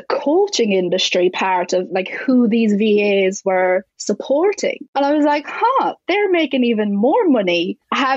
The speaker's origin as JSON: {"language": "English", "country": "Ireland", "said": "I'm Irish"}